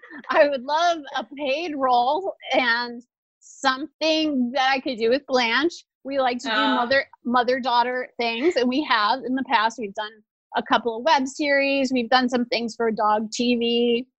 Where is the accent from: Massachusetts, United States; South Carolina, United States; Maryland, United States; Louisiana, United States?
Louisiana, United States; New Orleans; born or raised there